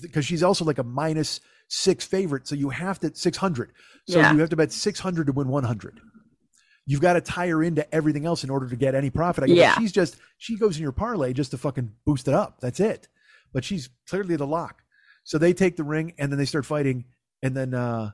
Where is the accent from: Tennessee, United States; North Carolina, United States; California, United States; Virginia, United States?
California, United States; Los Angeles; I'm from